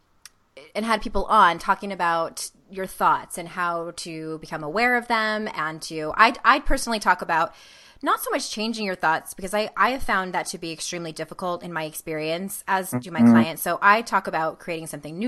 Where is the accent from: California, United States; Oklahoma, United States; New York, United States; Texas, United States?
California, United States; San Diego; moved away; San Diego, California, my hometown